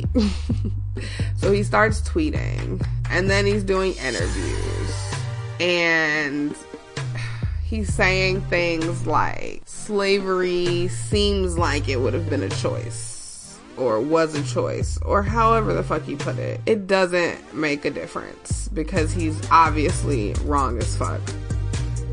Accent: Chicago, Illinois, United States; I'm from Chicago

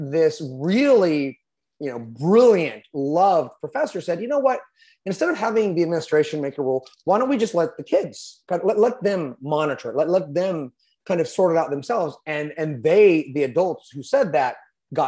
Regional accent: California, United States; I'm a Californian.

